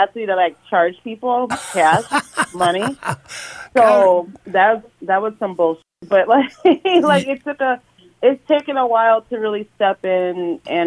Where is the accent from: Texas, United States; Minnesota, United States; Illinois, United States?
Minnesota, United States; Minneapolis; I grew up in North Minneapolis, okay. Born and raised